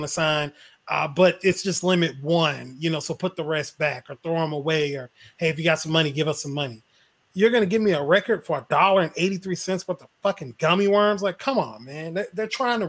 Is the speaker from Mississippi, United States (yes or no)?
yes; Mississippi, United States; moved away; also born or lived in Orange Park, Florida; I'm from Mississippi